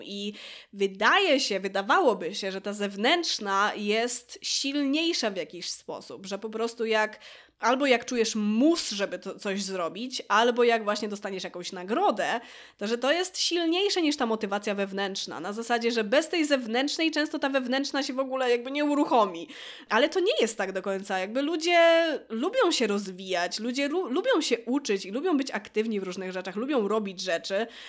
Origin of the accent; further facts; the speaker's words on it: Łódź, Łódź Voivodeship, Poland; jestem z Łodzi